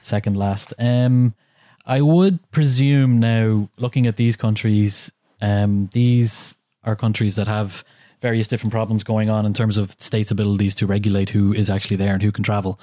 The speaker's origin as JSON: {"language": "English", "country": "Ireland", "said": "being an Irish person"}